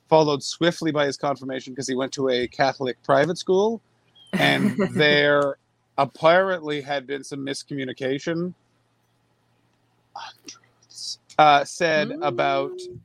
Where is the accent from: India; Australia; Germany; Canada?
Canada; I'm also Canadian.